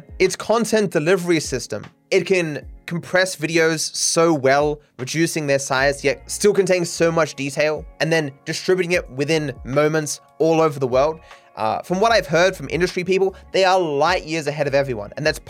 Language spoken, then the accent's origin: English; India; Given I'm from India, the way the most popular of the YouTubers get away with using foul language in their videos